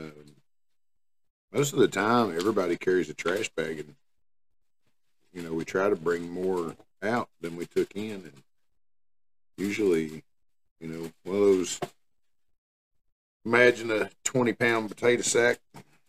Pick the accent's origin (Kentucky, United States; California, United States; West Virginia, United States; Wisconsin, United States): West Virginia, United States; now in Sevierville, United States; where I grew up at in West Virginia